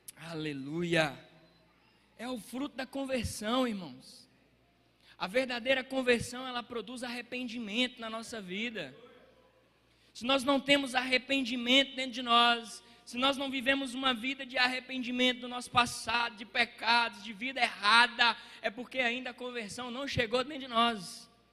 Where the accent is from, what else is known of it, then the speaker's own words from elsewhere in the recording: Água Formosa, Brazil; lá na minha cidade, lá em Água Formosa